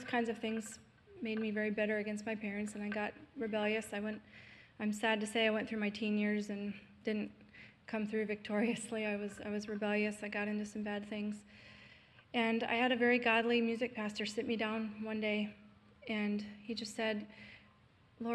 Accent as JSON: {"language": "English", "region": "Southeast Pennsylvania", "country": "United States", "tie": "born or raised there", "said": "I was born in Pennsylvania, in Southeast Pennsylvania."}